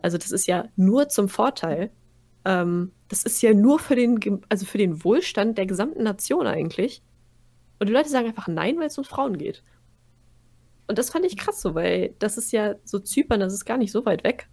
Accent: Germany; wir kommen aus Deutschland

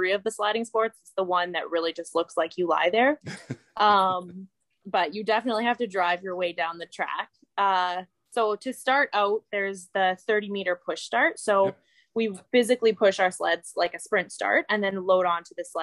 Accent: Calgary, Alberta, Canada; I grew up in Calgary, Alberta

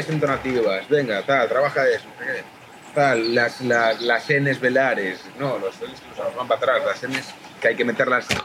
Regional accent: Galicia, Spain; accent: Galician; Yo empecé yo trabajo más porque tengo acento gallego

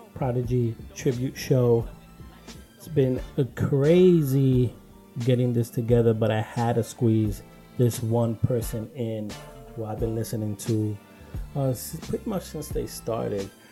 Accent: New York City, New York, United States; I grew up New York, obviously. Brooklyn, I'm from Brooklyn

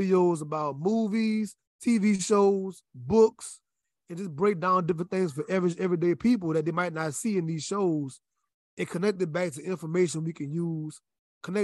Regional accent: Louisiana, United States; moved away as an adult; I'm from Louisiana

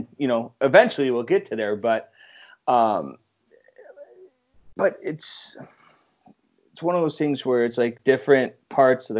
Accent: Buffalo, New York, United States; now in Rochester, United States; growing up in Buffalo

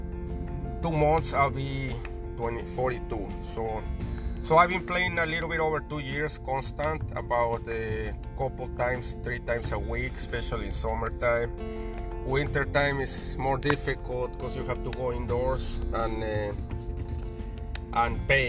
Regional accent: Mexico; now in Chicago, United States; I grew up in Mexico, in a city close to Mexico City, about an hour, 50 minutes away

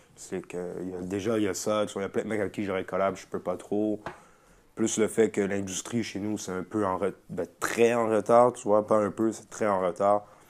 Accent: Montreal, Quebec, Canada; chez nous, à Montréal

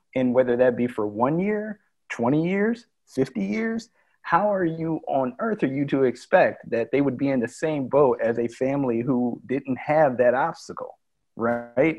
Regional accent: United States; as Americans

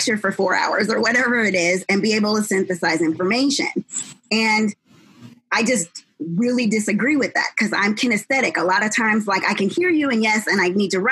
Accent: New Jersey, United States; now in Los Angeles, United States; I'm not from California, I'm from New Jersey. And I didn't know at the time, of course, because I was a kid, that I literally lived in the third best school district in New Jersey

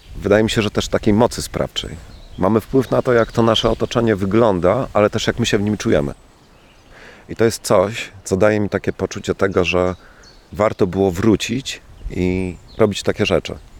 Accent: Włodawa, Lublin Voivodeship, Poland; moved away as an adult; also born or lived in Czech Republic / Florence, Italy / London; Urodziłem się tutaj, urodziłem się we Włodawie. Tutaj chodziłem do szkoły

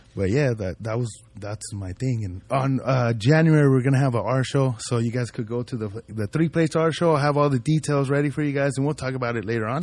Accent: Ridgecrest, California, United States; also born or lived in Compton / Paramount; I grew up in the desert, in, in a little town, Ridgecrest

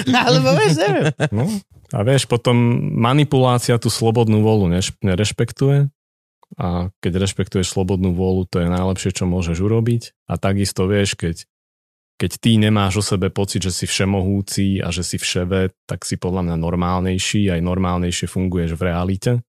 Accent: Nitra, Nitra Region, Slovakia; moved away as an adult; also born or lived in Bratislava; now in Vienna, Austria; Áno, vyrastal som v Nitre v paneláku.

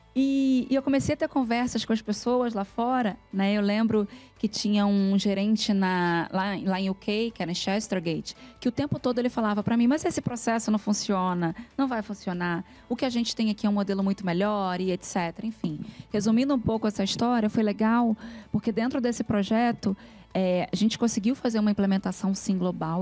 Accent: Rio de Janeiro, Brazil; now in São Paulo, Brazil; eu fui nascida e criada no Rio de Janeiro, numa comunidade chamada Vila Vintém, que é em Padre Miguel

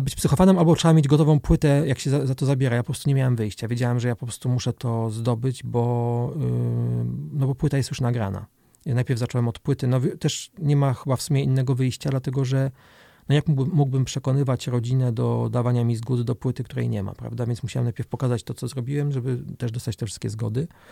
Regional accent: Olsztyn, Warmian-Masurian Voivodeship, Poland; moved away as an adult; also born or lived in Germany; now in Warsaw, Poland; Jestem z Olsztyna, tak. Jestem bardzo, bardzo związany z tym miejscem, chociaż już dłużej w Olsztynie nie mieszkam niż tu mieszkałem, bo, bo rzeczywiście mieszkałem do 19 roku życia

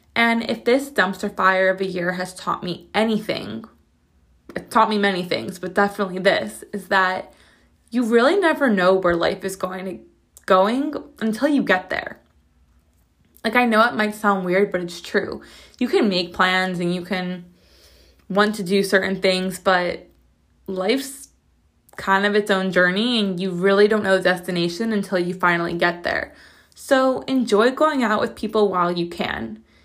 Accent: United States; I'm as American as it gets.

